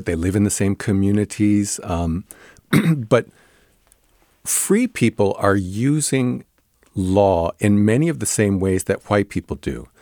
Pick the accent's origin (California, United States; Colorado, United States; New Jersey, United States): New Jersey, United States; I grew up in New Jersey